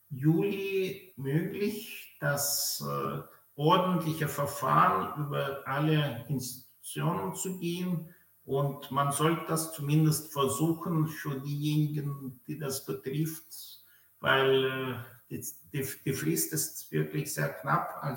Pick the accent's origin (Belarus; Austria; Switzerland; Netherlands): Belarus; born there; also born or lived in Germany; Äh, also ich bin gebürtiger Weißrusse, äh, Jahrgang 74. Ich habe in Deutschland Jura studiert äh, und in Freiburg 2003 promoviert.